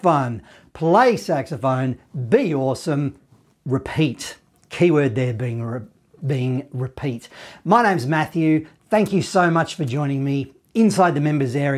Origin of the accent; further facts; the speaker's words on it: Australia; I'm from Australia